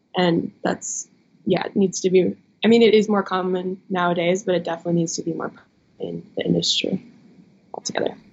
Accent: Midwest, United States; We're both from the Midwest

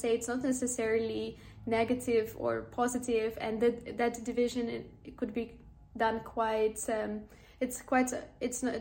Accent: Ukraine; I am from Ukraine

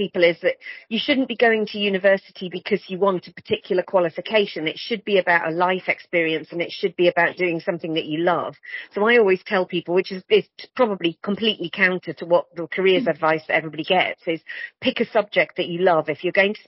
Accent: the Northeast, North East England, United Kingdom; I grew up in the Northeast.

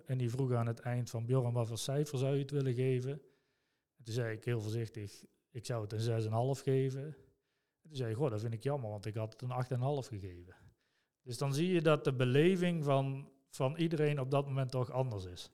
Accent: Son en Breugel, North Brabant, Netherlands; geboren en getogen in Zonnebreugel.

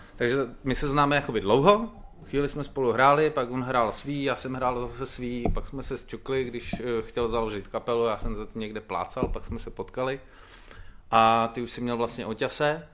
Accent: Holíšov, Plzeň Region, Czechia; u nás v Holíšově

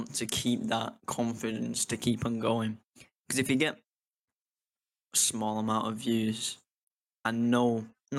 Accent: United Kingdom; I'm from the United Kingdom

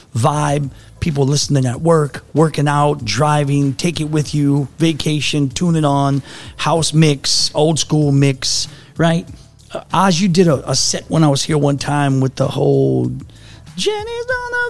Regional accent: New Orleans, Louisiana, United States; But I grew up in the city. I grew up on ….

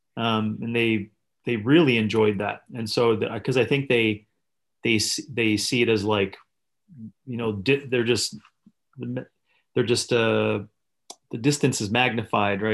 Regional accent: Northern Canada, Canada; I was born in the Northern Canada, an isolated community

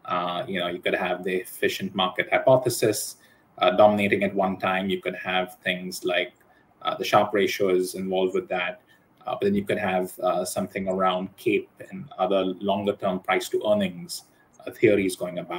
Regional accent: Hong Kong; also born or lived in United States; I was born in the States and then moved to Hong Kong.

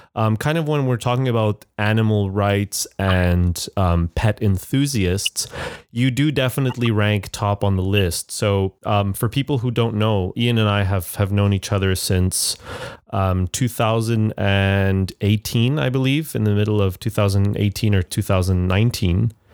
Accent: Montreal, Quebec, Canada; now in Shanghai, China; Montreal, which is my hometown.

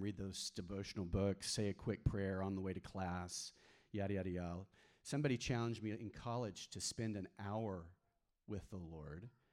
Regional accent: Texas, United States; also born or lived in New Mexico; I grew up mainly in Texas, um, but I spent four, four, years in the mountains of New Mexico when I was a kid

